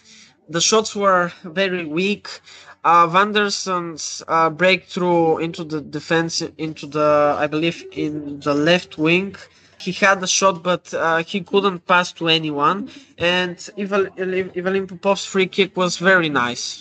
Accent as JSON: {"language": "English", "country": "Bulgaria", "said": "for the Bulgarian fans, as myself"}